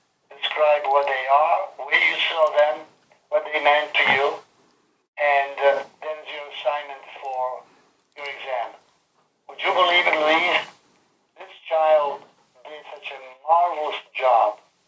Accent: Polizzi, Sicily, Italy; Okay, the first change that I experienced in my hometown, right?

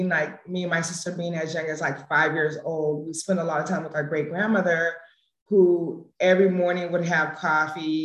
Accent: San Jose, California, United States; also born or lived in Las Vegas / Sacramento; I'm actually from San Jose. I was born in Las Vegas, but I've been in like San Jose since maybe 6 months. Went to all schooling out here.

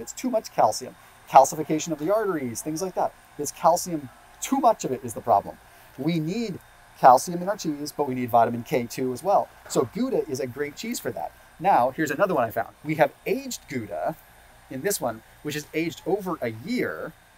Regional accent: Sonoma, California, United States; I'm originally from Sonoma

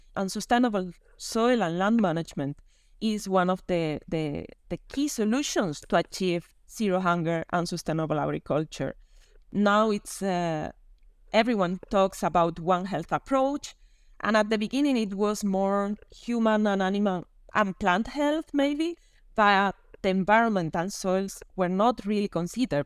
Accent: Canary Islands, Spain; now in Rome, Italy; I'm from Spain, from the Canary Islands, and now living in Rome.

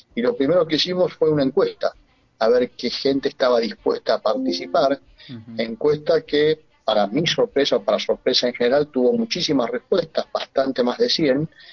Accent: Argentina; moved away as an adult; now in Pamplona, Spain; yo soy argentino. Si bien ahora estoy viviendo en Irunía

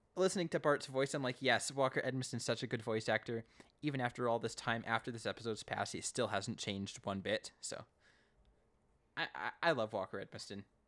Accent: Canada; I'm Canadian

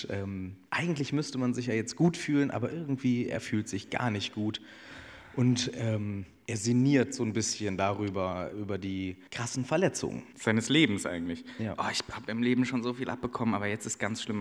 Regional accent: Kassel, Hesse, Germany; Bisschen Kassel auch, meine Heimatstadt auch dabei.

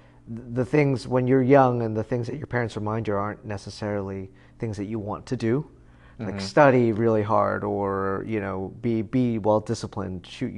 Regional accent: Taipei, Taiwan; born there; I was born in, that's an interesting story. I was born in the back of a military police Jeep.

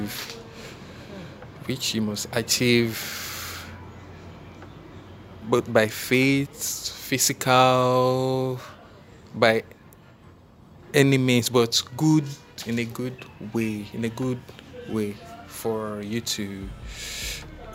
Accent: Delta, Nigeria; I'm from Delta State

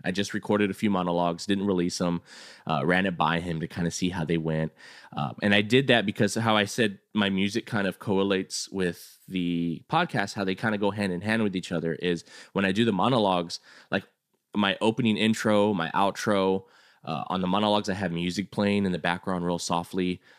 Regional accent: San Antonio, Texas, United States; also born or lived in California; I'm a Texas boy, but I lived in California for, for two years, came back, and he was the first kid that I met, uh, coming back. So he was my first friend back to, to San Antonio

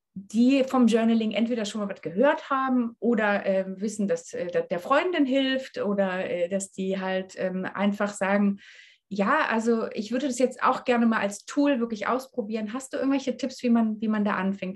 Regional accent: East Germany, Germany; ich komme aus Ostdeutschland

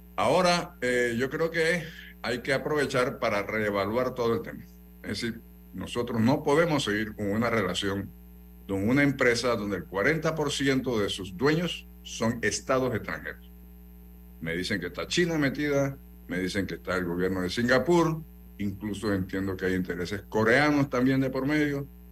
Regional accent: Panama; como panameño

